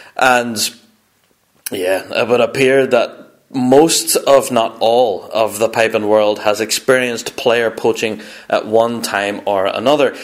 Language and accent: English; Northern Ireland, United Kingdom; I'm kind of from Northern Ireland